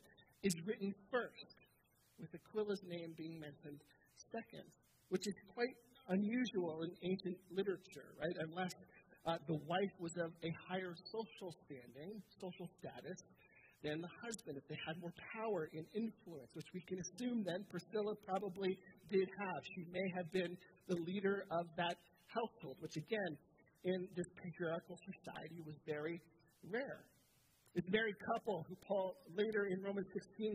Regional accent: Southern Ontario, Canada; I'm from Southern Ontario

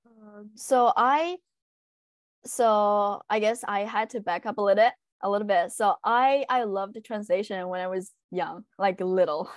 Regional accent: China; English is a second language; moved away as an adult; also born or lived in Utah, United States; now in Monterey, United States; I'm from China

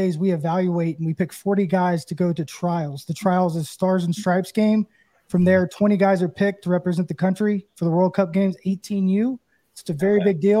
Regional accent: Knoxville, Tennessee, United States; I grew up in Knoxville

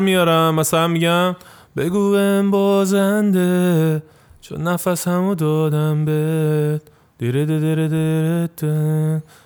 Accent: Tehran, Tehran Province, Iran; accent: Tehrani; also born or lived in Isfahan; now in Turkey; من خودم بچه تهران نیستم میگم من اصفهانی

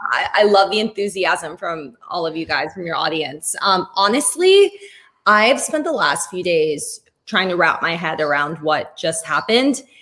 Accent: Spain; I'm from Spain. And growing up in um in like in Spain

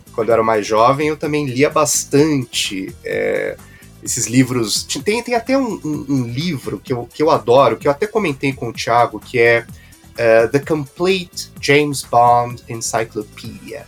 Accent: Brazil; nós que, que somos é, brasileiros

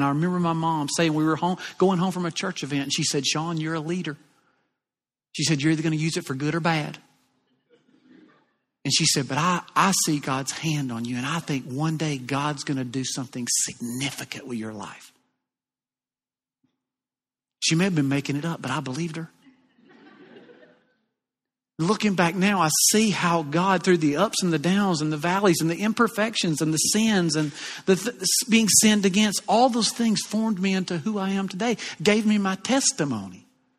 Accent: the South, United States; accent: southern; And from time to time, you know, I'll get teased a little bit about my southern accent.

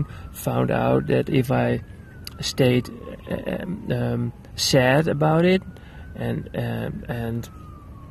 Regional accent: Netherlands; I'm a filmmaker from the Netherlands

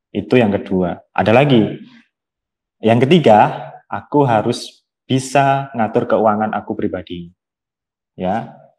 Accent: Kediri, East Java, Indonesia; Aku dari kota Kediri, Jawa Timur

